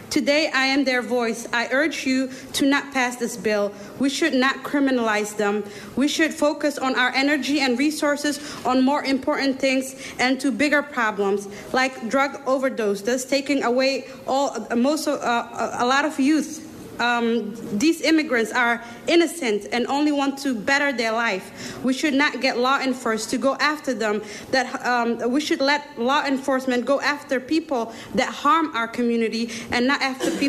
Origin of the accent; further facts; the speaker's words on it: Somalia; now in United States; I'm from Somalia. 23 years ago, me and my family entered uh, um, in the U.S. to seek asylum.